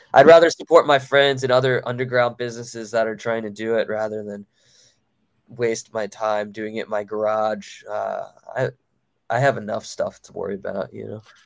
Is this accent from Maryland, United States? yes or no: yes; Baltimore, Maryland, United States; my hometown of Baltimore, Maryland